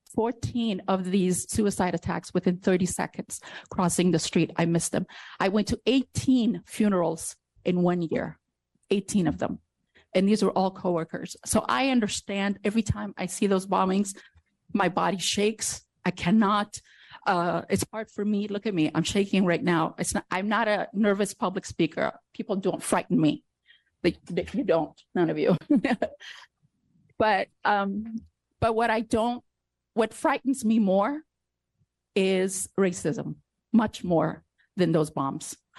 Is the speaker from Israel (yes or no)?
no; Afghanistan; now in United States; I was born in Afghanistan